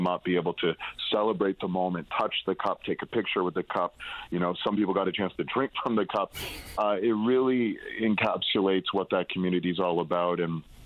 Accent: Toronto, Ontario, Canada; I grew up in Toronto. I live in Toronto

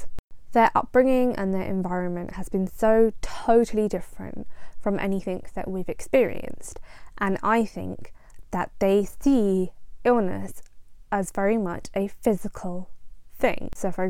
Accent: Punjab, India; now in United Kingdom; I am Indian, I am Punjabi, and my parents came to the UK from India.

